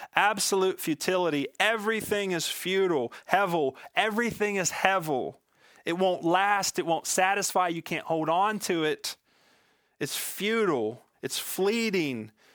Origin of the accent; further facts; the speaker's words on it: Western Pennsylvania, United States; I was born and raised in Western Pennsylvania